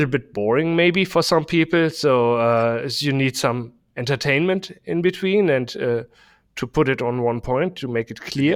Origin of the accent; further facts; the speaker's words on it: Germany; English is a second language; we say it in German